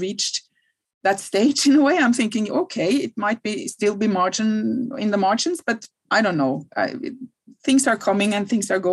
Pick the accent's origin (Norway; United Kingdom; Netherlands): Norway; I'm from Norway, I'm from Scandinavia, from Northern Europe